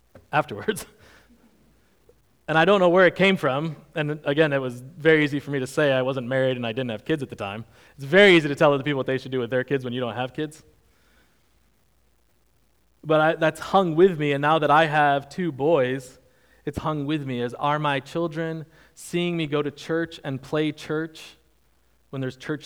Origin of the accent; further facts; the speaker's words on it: Northeast, United States; moved away as an adult; also born or lived in Virginia; I grew up mainly in the Northeast